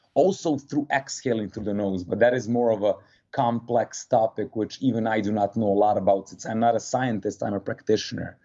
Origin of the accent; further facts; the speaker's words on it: Serbia; moved away as an adult; also born or lived in New Jersey / Martha's Vineyard, Massachusetts / West Palm Beach, Florida; now in Miami, United States; I do not want to live the adult life in Serbia